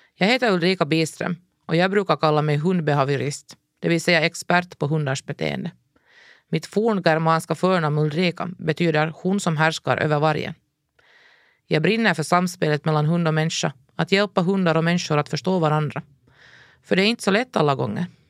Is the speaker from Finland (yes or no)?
yes; Ekenäs, Uusimaa, Finland; vårt djurfria liv hemma i Ekenäs